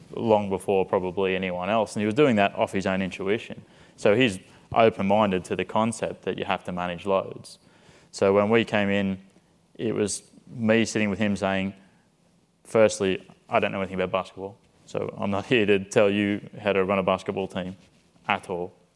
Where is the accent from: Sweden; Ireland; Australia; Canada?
Australia; moved away as an adult; also born or lived in Liverpool, United Kingdom; now in San Antonio, United States; I went back to Australia, to my hometown